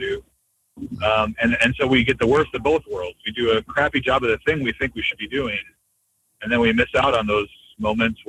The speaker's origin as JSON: {"language": "English", "country": "United States", "said": "I'm so American, so Western in how everything needs to be on time"}